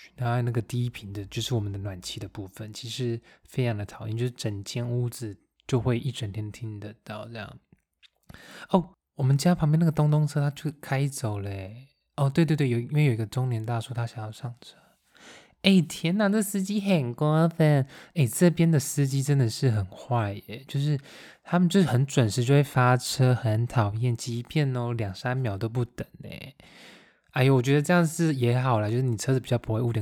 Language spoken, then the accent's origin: Chinese; Taiwan; now in Germany; 讲我们台湾话